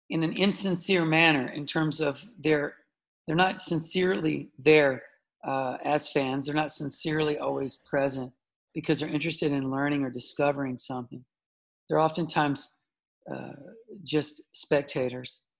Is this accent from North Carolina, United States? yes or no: yes; Charlotte, North Carolina, United States; Charlotte, North the south of the, you know, the U.S. Um, uh, you know, very quiet. 1971, I was born, so uh, you know, in the 70s in the south neighborhood, outside of the city.